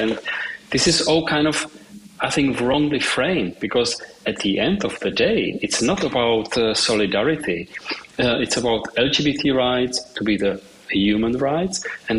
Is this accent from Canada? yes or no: no; Czechia; moved away as an adult; now in Vienna, Austria; so Central Eastern Europe, of course, I come from the region. So I was born in Czech Republic.